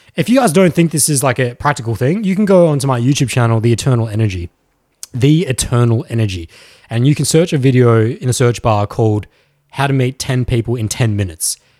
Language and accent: English; Australia; I'm actually from Australia.